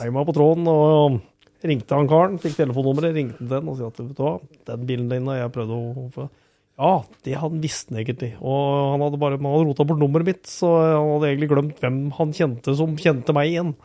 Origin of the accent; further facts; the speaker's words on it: Skien, Telemark, Norway; er jeg født og oppvokst på Geitryggen, rett eh, i, i Skien